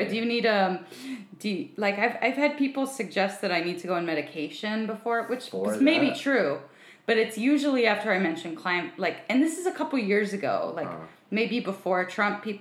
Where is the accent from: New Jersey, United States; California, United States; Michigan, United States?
California, United States; Cerritos; now in Los Angeles, United States; I'm from Cerritos